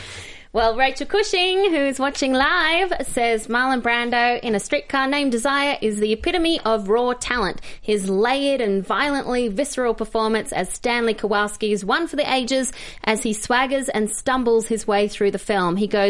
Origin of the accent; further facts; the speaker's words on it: Australia; I'm from Australia.